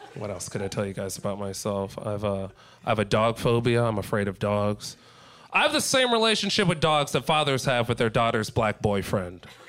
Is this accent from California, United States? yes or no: yes; San Diego, California, United States; moved away as an adult; now in Los Angeles, United States; I'm from San Diego, guys. I live in LA now.